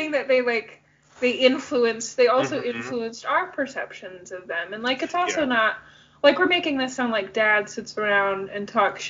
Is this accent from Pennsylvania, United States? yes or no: no; Southeast Michigan, United States; also born or lived in Nashville; All of mom's family lives in Michigan, which is where we're from Southeast Michigan.